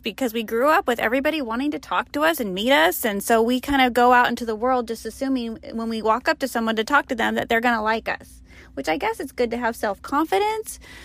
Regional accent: Sacramento, California, United States; moved away as an adult; where we grew up in the Sacramento area

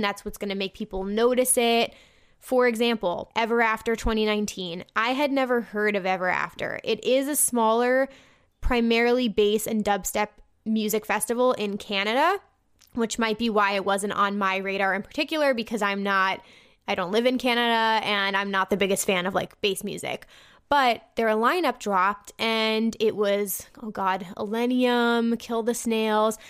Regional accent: New Jersey, United States; I'm from New Jersey

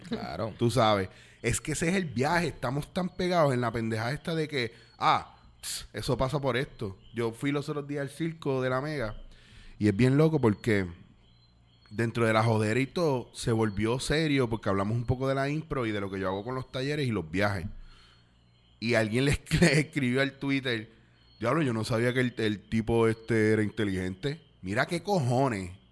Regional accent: Puerto Rico

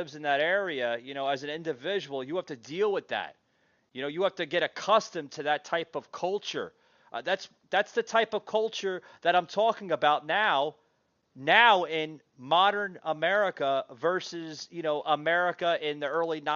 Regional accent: New Jersey, United States; I grew up in New Jersey

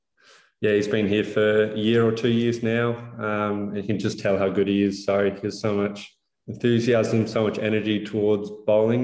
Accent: Perth, Western Australia, Australia; Growing up in Perth, really, we love our AFL, love our cricket.

